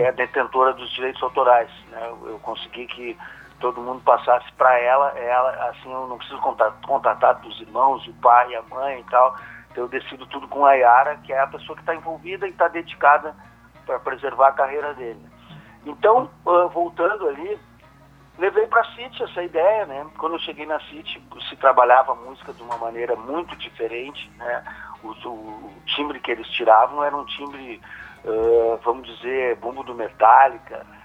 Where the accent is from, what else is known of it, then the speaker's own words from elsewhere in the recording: Soledade, Rio Grande do Sul, Brazil; now in Porto Alegre, Brazil; como eu sou de Soledade, eu vou, fico uns dias lá também com a minha mãe